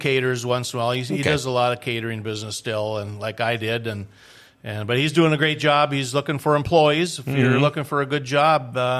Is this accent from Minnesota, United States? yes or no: yes; Moorhead, Minnesota, United States; moved away as an adult; also born or lived in Wyoming / Colorado / New Orleans / Fargo; now in Grand Forks, United States; I grew up in Moorhead, Minnesota, down the road